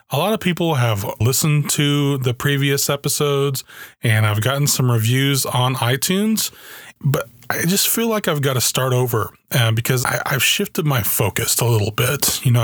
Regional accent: Germany; When I was a kid, I grew up in Germany. My dad was in the army and uh, this was in the early 80s

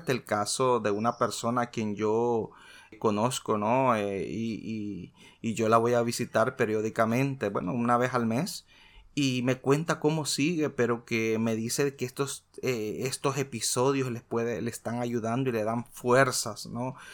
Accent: El Salvador; En mi país, como muchos saben, soy de origen salvadoreño.

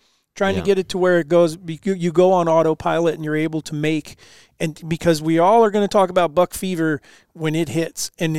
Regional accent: East Coast, United States; I grew up on the East Coast, and where if it had an antler, you know, you shoot it.

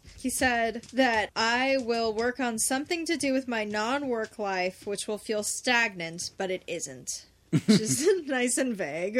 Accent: Southern California, United States; No, I'm from here. I'm from Southern California.

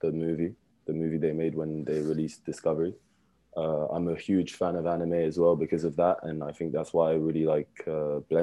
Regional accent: London, United Kingdom; moved away as an adult; also born or lived in France / Montreal, Canada; now in Paris, France; I grew up in London. I was at the French Lycée in London

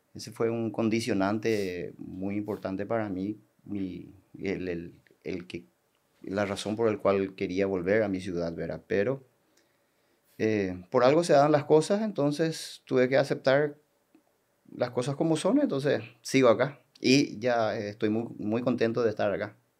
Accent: Coronel Oviedo, Caaguazú, Paraguay; moved away as an adult; now in Salto del Guairá, Paraguay; Yo soy de Coronel Oviedo

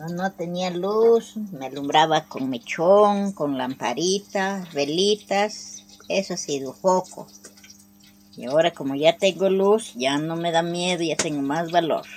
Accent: Huancabamba, Piura, Peru; soy de Huancabamba, distrito de la Sierra de Piura

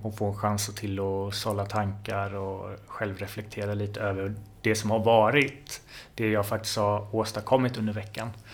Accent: Jönköping, Jönköping County, Sweden; moved away as an adult; also born or lived in Linköping / Stockholm; Jag kommer från början från Jönköping. Mm. Där jag är född och uppväxt.

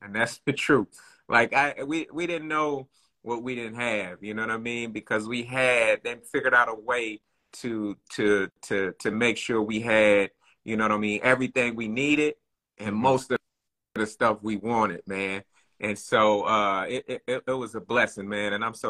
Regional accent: Bakersfield, California, United States; accent: Bakersfield twang; moved away as an adult; now in Los Angeles, United States; Born and raised in Bakersfield, California, man. Born and raised. Been out here in L.A., came out to go to college, Cal State Northridge

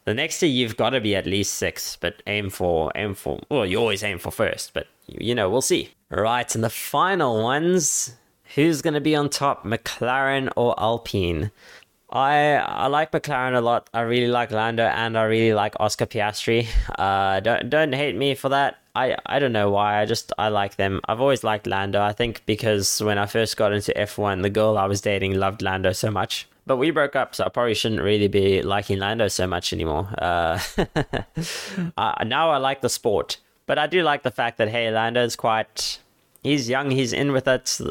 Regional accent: Cape Town, Western Cape, South Africa; my hometown

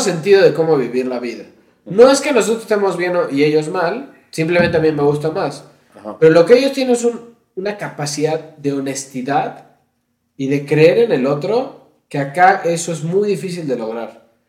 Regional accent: Mexico; los mexicanos

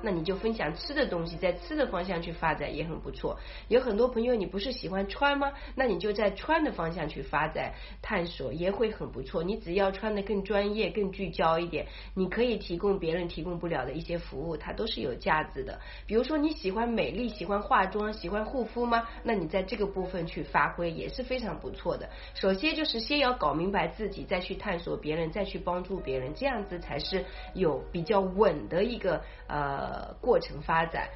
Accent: China; 我们中国人

